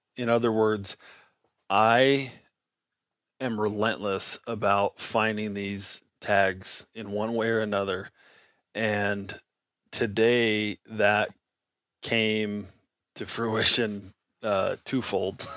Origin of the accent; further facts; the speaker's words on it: Nevada, United States; I grew up in Nevada